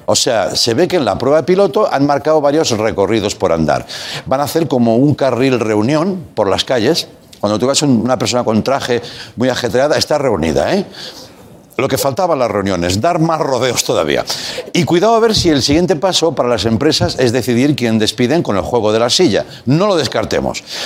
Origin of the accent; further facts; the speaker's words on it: Catalonia, Spain; Yo como catalán